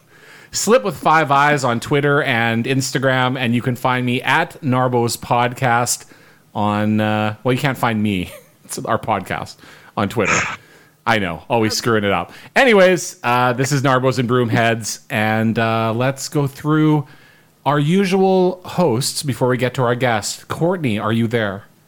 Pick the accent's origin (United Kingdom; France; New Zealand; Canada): Canada; Winnipeg, Manitoba; we're all Winnipeggers